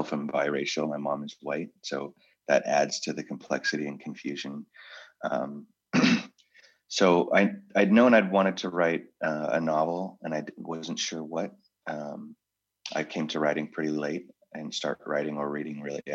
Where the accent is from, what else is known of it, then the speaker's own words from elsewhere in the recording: Oakland, California, United States; now in Murphys, United States; I grew up in Oakland in the city